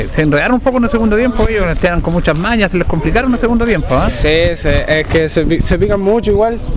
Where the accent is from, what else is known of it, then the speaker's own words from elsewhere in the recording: Chile; siempre dicen que soy de otro país, pero soy chileno. Mi papá es africano, pero soy chileno.